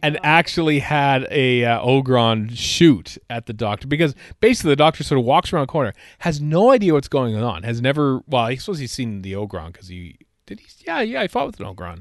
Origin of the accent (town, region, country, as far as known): Canada; also born or lived in Edmonton, Alberta